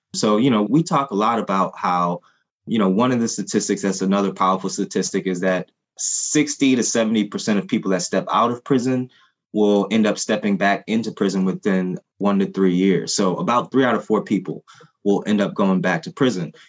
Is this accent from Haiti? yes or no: yes; Haiti; first language Haitian Creole; English is a second language; now in United States; my family and I are Haitian. We're, you know, we're immigrants. And the first language that, you know, Haitian Creole was my first language